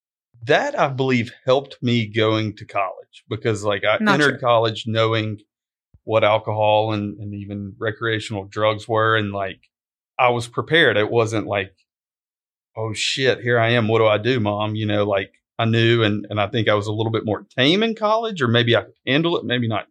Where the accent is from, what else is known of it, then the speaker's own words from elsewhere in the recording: Nashville, Tennessee, United States; And I think it's, you know, growing up in Nashville, I don't think kids are doing the things we were in high school.